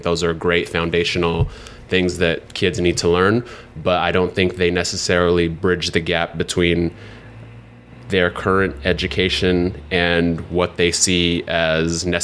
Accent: Seattle, Washington, United States; now in New York City, United States; I grew up in Seattle, grew up in only public housing my whole life

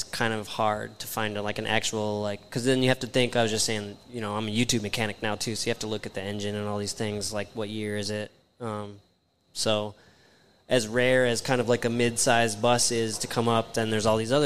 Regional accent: Rockford, Illinois, United States; also born or lived in Las Vegas; now in Omaha, United States; I grew up in Rockford, Illinois

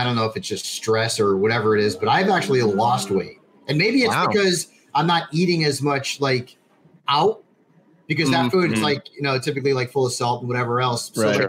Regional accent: Connecticut, United States; Although, like, my home state of Connecticut, I think, is like the only one that hasn't.

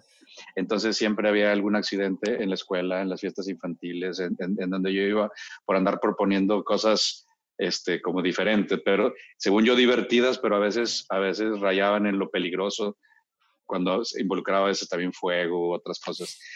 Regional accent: Monterrey, Nuevo León, Mexico; born or raised there; also born or lived in Mexico City

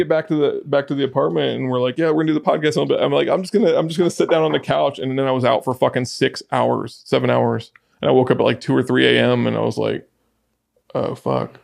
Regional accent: Athens, Attica, Greece; moved away; also born or lived in Galifaga (hometown suburb), Greece; I grew up around Athens

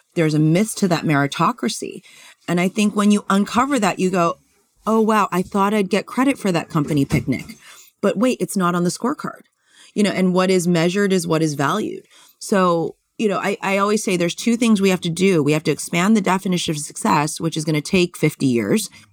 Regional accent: California, United States; I grew up in California

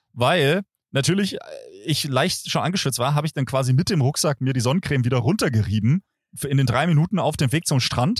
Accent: Germany; an meinem Akzent kann es eigentlich nicht liegen, dass man mich direkt als Deutschen identifiziert

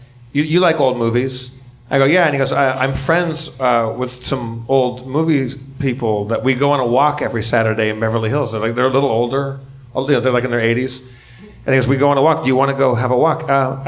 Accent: Sweden; born there; I was like, I was born in Sweden.

